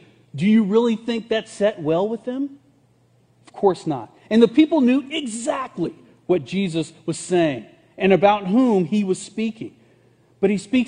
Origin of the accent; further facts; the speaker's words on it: Burlington, North Carolina, United States; I'm from Burlington, North Carolina